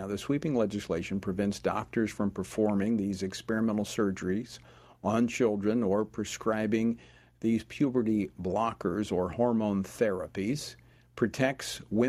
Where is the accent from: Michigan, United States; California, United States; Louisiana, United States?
Louisiana, United States; I spent two terms in a legislative body in my home state of Louisiana.